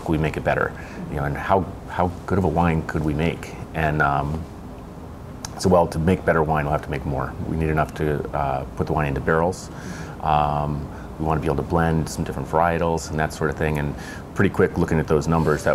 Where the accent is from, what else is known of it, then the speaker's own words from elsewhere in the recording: East Coast, United States; moved away as an adult; now in Oregon, United States; I grew up on the East Coast